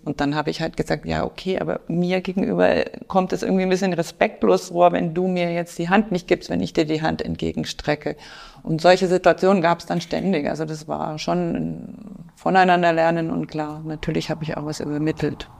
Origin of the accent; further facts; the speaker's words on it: Franconia, Bavaria, Germany; moved away as an adult; also born or lived in Munich / Indonesia; now in Passau, Germany; komme ich ursprünglich aus Franken, aus einem kleinen Dorf